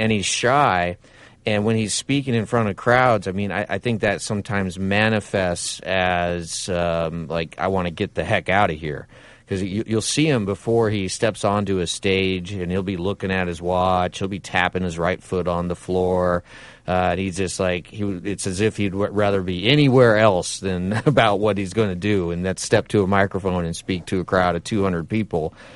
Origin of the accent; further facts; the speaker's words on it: Nebraska, United States; now in Alabama, United States; I'm from Nebraska